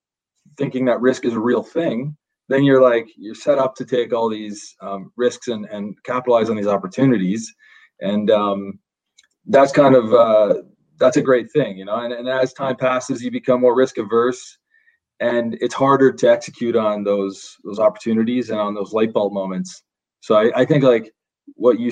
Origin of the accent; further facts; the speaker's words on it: Fergus, Ontario, Canada; I come from Fergus, Ontario, small town, just north of Guelph